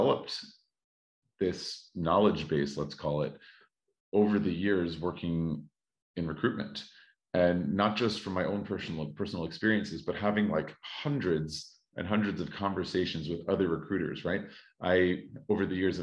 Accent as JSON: {"language": "English", "country": "United States", "moved": "as an adult", "lives_now": "Paris, France", "said": "I am American and have worked in education in the States for 8-9 years"}